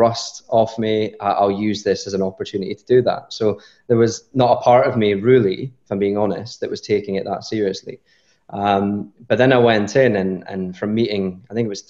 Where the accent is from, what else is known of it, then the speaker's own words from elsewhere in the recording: Scotland, United Kingdom; I'm Scottish.